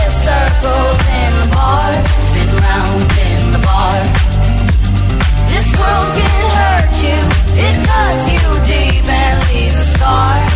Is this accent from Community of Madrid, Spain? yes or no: yes; Alcorcón, Community of Madrid, Spain; de Alcorcón